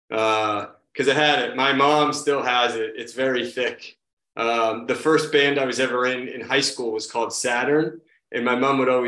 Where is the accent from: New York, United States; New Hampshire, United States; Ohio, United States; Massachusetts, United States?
Massachusetts, United States; Marshfield; now in Quincy, United States; So uh, right now I live in Quincy, Massachusetts, which is just south of Boston. And I grew up a little further south from here in a town called Marshfield.